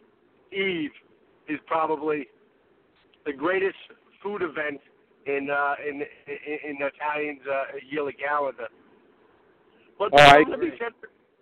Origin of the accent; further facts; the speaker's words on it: New York City, New York, United States; now in New Jersey, United States; when I was growing up in Brooklyn with me and my dad